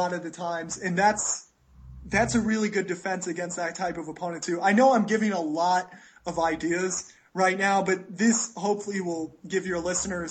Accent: United States; now in Costa Rica; I'm American

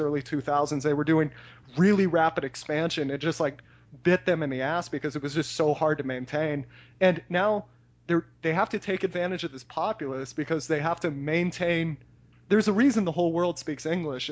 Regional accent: United States; growing up in the United States

